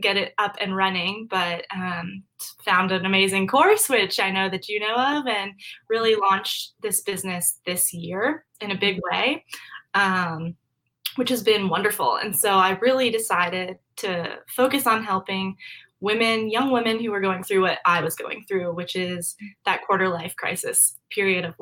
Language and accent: English; Maryland, United States; moved away as an adult; now in Arlington, Virginia, United States; I am from Maryland. I kind of bounced around for the first 5 years of my life with military family, but we settled in Maryland for a while